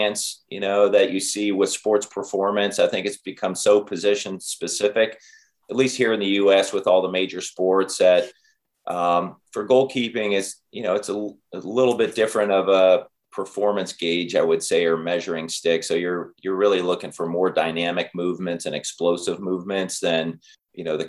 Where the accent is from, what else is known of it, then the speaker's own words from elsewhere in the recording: United States; moved away as an adult; also born or lived in England; being an American, kind of being in England